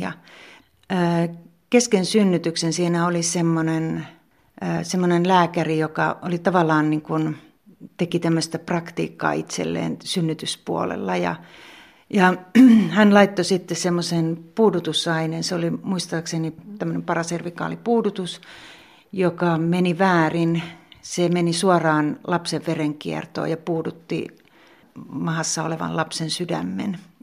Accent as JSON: {"language": "Finnish", "town": "Pertunmaa", "region": "South Savo", "country": "Finland", "tie": "born or raised there", "also_born_or_lived": "Kotka / Helsinki", "moved": "as an adult", "lives_now": "Joutsa, Finland", "said": "Mä oon syntynyt Kotkassa, mutta mä oon ollut pieni tyttö, kun me on muutettu Pertunmaalle, eli ihan tähän viereiseen pitäjään."}